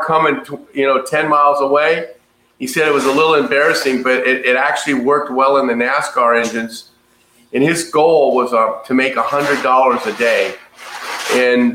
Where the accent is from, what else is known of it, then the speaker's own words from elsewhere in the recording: Ladera Heights, California, United States; I was born and raised in Ladera Heights